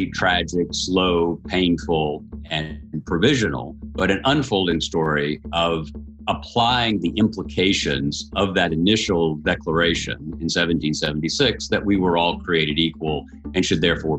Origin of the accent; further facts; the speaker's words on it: Tennessee, United States; In our native region, you're from Virginia, I'm from Tennessee